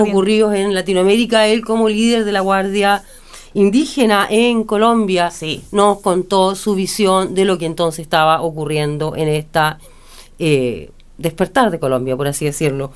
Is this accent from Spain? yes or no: no; Chile; Como chilenos